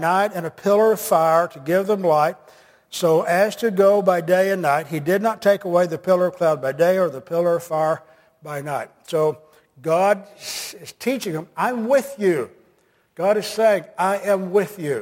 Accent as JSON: {"language": "English", "country": "United States", "said": "I'm an American"}